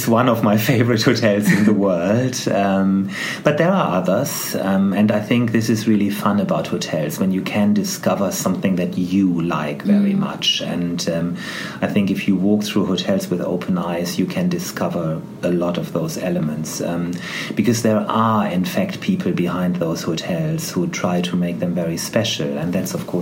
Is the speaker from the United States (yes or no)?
no; Germany; moved away as an adult; now in United Kingdom; I was born in Germany and that's just the way you start your professional life there in certain professions